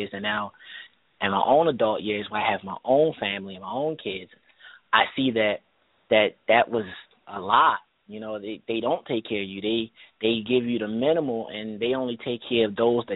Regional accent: Baltimore, Maryland, United States; I grew up in Baltimore, Maryland

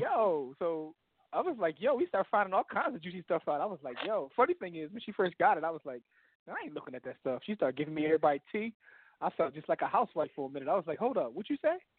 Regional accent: Philadelphia, Pennsylvania, United States; I came from Philly

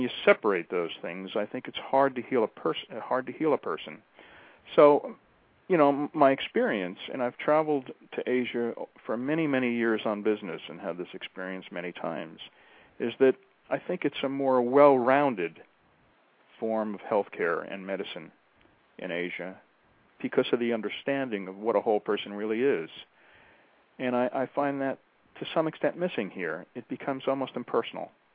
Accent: United States; when people would ask me, "Where are you from?" I'd say, "Oh, America."

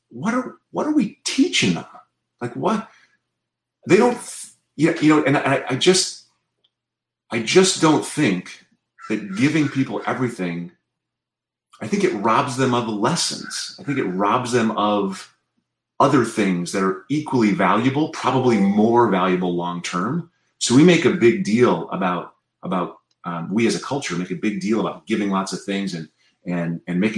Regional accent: South Dakota, United States; now in Berkeley, United States; I grew up in South Dakota

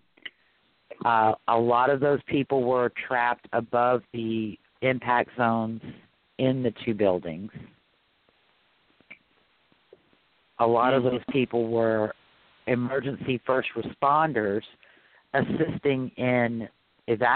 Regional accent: New Orleans, Louisiana, United States; I'm from New Orleans.

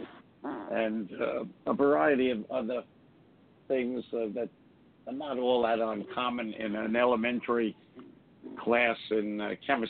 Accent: United States; also born or lived in Brooklyn, New York / Laurelton, Queens, New York / Teaneck, New Jersey; now in New Jersey, United States; I was born in Brooklyn in 1940. You know, I'm an old guy now. And I was raised in Laurelton, Long Island, and in Queens, and also in Teaneck, New Jersey

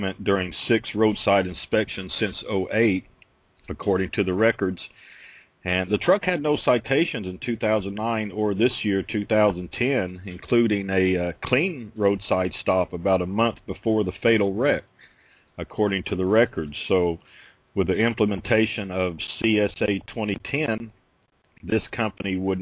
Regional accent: Oklahoma, United States; now in Florida, United States; my home state of Oklahoma

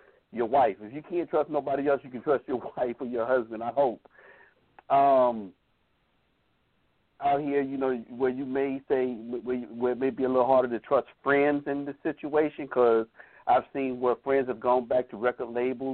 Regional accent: Atlanta, Georgia, United States; Being here from Atlanta, born and raised in Atlanta

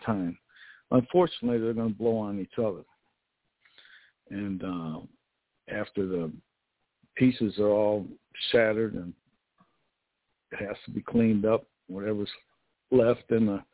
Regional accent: United States; I was raised in an American environment

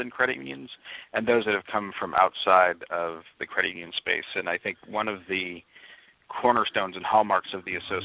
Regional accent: Northwest Indiana, United States; moved away; living close to Chicago growing up in Northwest Indiana

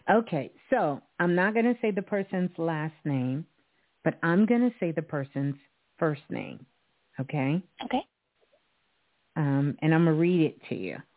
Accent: Idaho, United States; But yeah, I'm from Idaho.

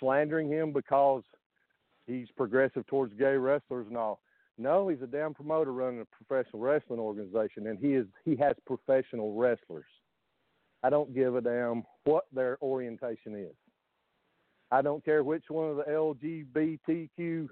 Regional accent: Deep South, United States; I grew up in the Deep South. I grew up in the hills of the Deep South.

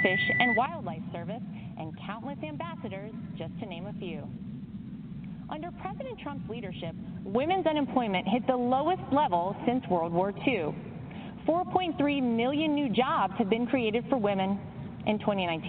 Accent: Wrightsville Beach, North Carolina, United States; moved away as an adult; also born or lived in New York City; I grew up in Wrightsville Beach, North Carolina

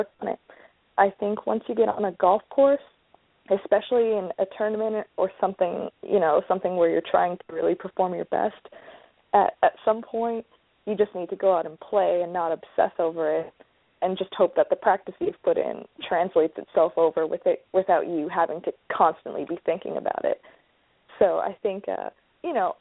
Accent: Vancouver, British Columbia, Canada; From Vancouver, so I just have rainy winters

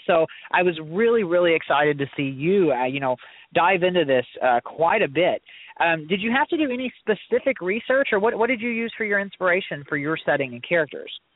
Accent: Southeast Missouri, United States; I was born and raised in Southeast Missouri

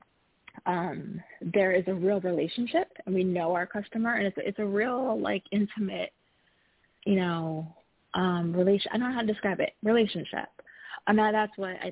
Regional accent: Midwest, United States; I grew up in the Midwest.

